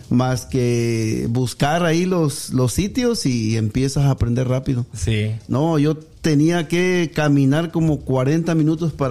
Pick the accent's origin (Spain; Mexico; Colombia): Mexico; Agua Dulce, Veracruz; also born or lived in Tabasco; Yo nací en Tabasco. pero a consecuencia de que mi madre tenía 14 años, este, me dio en adopción. a los dos meses de nacido me, me, fui, me, me, me adoptaron unos tíos en Agua Dulce Veracruz.